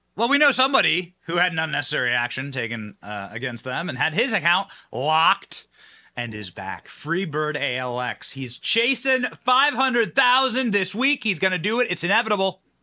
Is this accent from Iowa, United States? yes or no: yes; Iowa, United States; I'm from Iowa